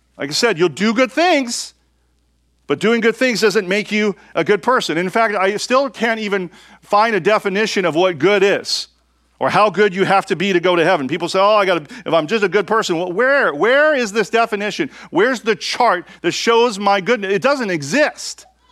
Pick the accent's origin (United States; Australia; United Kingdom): United States; I'm an American